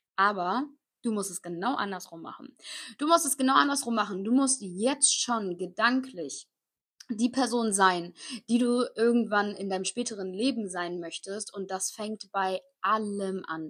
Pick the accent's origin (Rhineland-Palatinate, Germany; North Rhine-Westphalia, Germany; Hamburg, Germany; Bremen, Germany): Rhineland-Palatinate, Germany; Koblenz; ich komme aus Koblenz, das ist so genau zwischen Köln und Frankfurt.